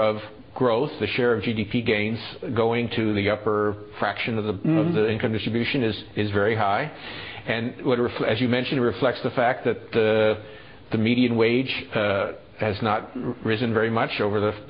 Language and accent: English; Dillon, South Carolina, United States; we went back to my hometown of Dillon